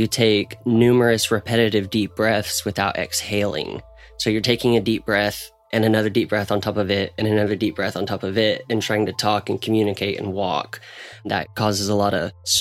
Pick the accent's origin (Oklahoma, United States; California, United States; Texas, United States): Oklahoma, United States; Ponca City; also born or lived in Stillwater; I drive back and forth from Oklahoma City to my hometown, Ponca, to Stillwater